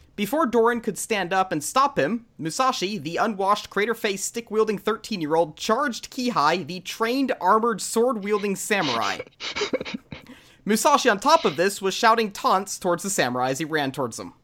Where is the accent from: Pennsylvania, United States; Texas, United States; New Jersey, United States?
Texas, United States; I am born and raised in Texas